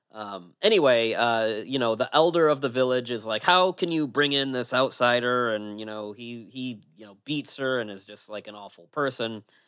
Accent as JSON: {"language": "English", "country": "United States"}